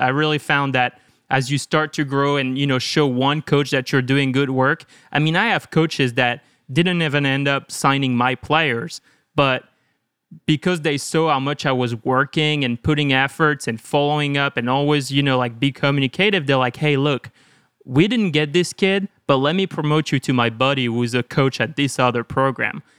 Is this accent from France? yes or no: yes; one hour south of Lyon, Auvergne-Rhône-Alpes, France; moved away as an adult; also born or lived in Chicago; now in United States; So I grew up in France, like one hour south of Lyon